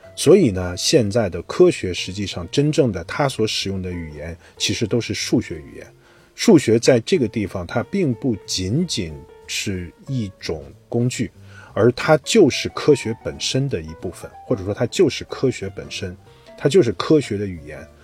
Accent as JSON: {"language": "Chinese", "country": "China", "said": "我们中国人"}